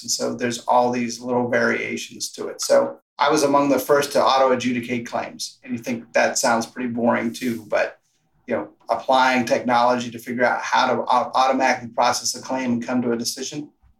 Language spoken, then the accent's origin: English; Arizona, United States; we're from Arizona, so we've come across plenty of rattlesnakes.